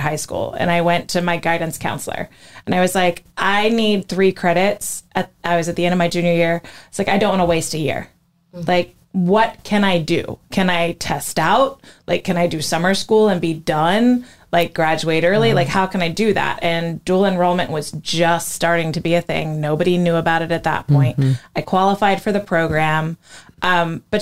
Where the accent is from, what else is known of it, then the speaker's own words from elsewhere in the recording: Florida, United States; I grew up in Florida, but I wasn't on this coast